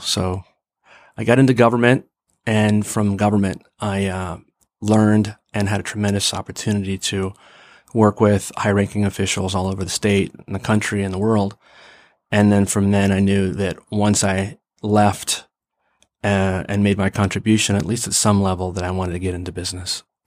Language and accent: English; Mount Vernon, Ohio, United States; also born or lived in Pittsburgh, Pennsylvania / Massachusetts; I went from inner city Pittsburgh to a tiny little town called Mount Vernon